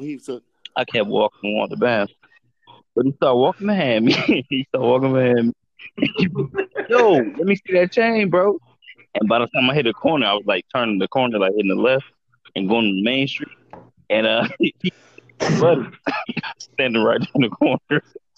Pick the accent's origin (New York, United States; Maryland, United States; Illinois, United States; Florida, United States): Illinois, United States; Chicago; I'm from Chicago